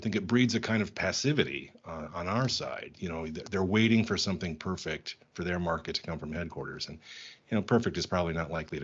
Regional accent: United States; moved away as an adult; also born or lived in Germany / Belgium / Czech Republic; now in Prague, Czech Republic; I'm American

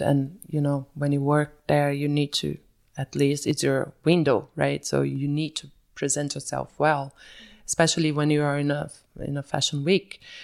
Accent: Belo Horizonte, Minas Gerais, Brazil; moved away as an adult; also born or lived in São Paulo / Bahia; now in Zurich, Switzerland; I was born and raised in Belo Horizonte until I was five years old

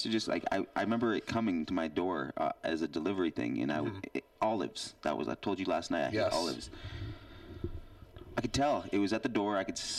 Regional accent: Seattle, Washington, United States; now in New York, United States; No, I'm from Seattle, dude

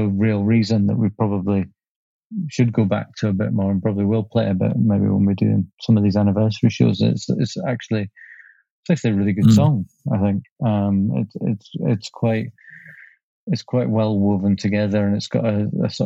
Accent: Leeds, Yorkshire and the Humber, United Kingdom; now in Scotland, United Kingdom; I grew up in Leeds.

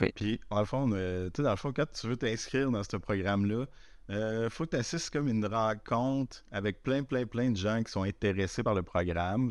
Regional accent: Chicoutimi, Quebec, Canada; moved away; quand j'étais petit à Chicoutimi

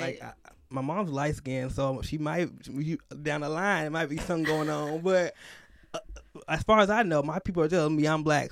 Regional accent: Chicago, Illinois, United States; I grew up, up north in Chicago, mostly outside of Chicago, so, like, in the suburbs area

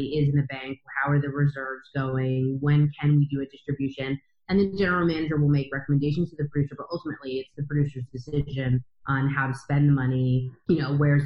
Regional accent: East Coast, United States; also born or lived in Chicago / New York; I grew up on the East Coast, so I moved back to New York

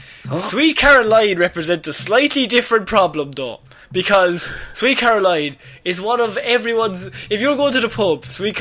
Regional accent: Liverpool, North West England, United Kingdom; I'm from Liverpool, but please.

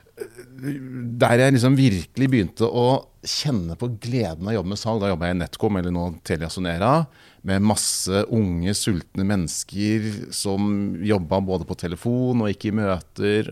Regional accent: Kongsberg, Buskerud, Norway; Kjørte rundt på moped i Kongsberg, der jeg kommer fra, og banka dør og solgte på dør

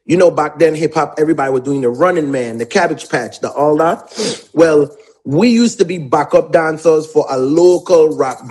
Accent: U.S. Virgin Islands; also born or lived in Atlanta, United States; now in United States; A lot of us grew up on St. Thomas

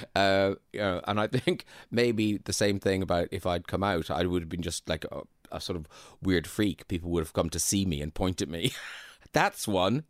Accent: Bandon, Munster, Ireland; moved away as an adult; also born or lived in Dublin / Waterford / United Kingdom; my hometown of Bandon

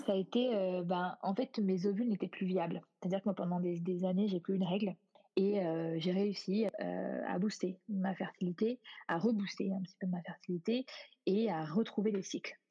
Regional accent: France; moved away as an adult

